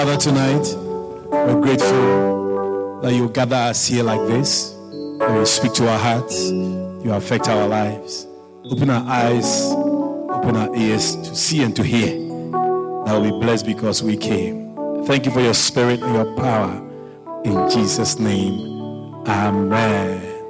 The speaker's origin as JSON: {"language": "English", "country": "Australia", "said": "So I listened to your message. I'm from Australia. I couldn't believe my ears."}